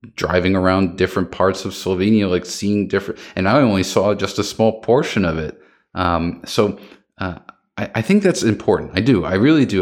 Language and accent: English; United States; I'm American